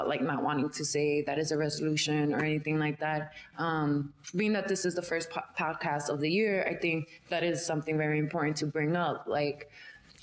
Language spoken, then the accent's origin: English; New York City, New York, United States; I'm from Brooklyn, born and raised. Bushwick